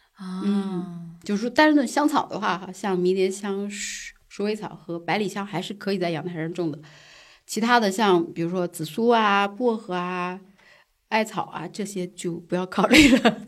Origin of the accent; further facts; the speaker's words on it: Jiangsu, China; now in Beijing, China; 我江苏人